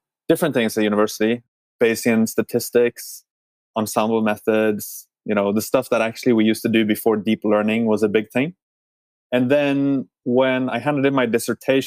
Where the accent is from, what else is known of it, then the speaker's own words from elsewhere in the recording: Norway; moved away; I'm originally from Norway myself